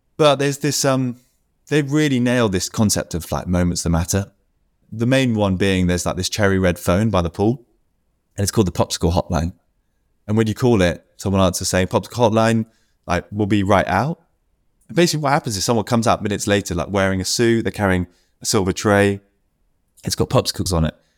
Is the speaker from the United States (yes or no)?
no; United Kingdom; me being a Brit